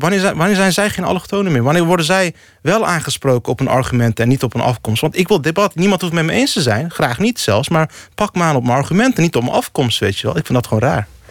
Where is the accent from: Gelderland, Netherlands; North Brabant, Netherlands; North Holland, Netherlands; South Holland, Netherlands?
South Holland, Netherlands; Rotterdam; Dus in Rotterdam-Zuid, waar ik opgroeide, ja, ik woonde toen in Rotterdam-Lombardije.